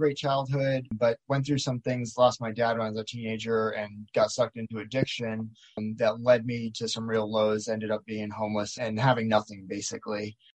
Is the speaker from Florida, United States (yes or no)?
yes; Miami, Florida, United States; moved away as an adult; now in Maui, United States; I grew up in Miami and I did a little bit of real estate there